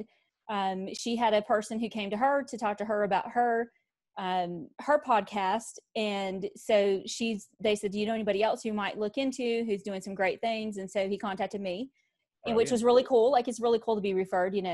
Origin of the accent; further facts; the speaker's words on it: Mount Airy, North Carolina, United States; now in Arizona, United States; I was born in North Carolina, in Mayberry, actually.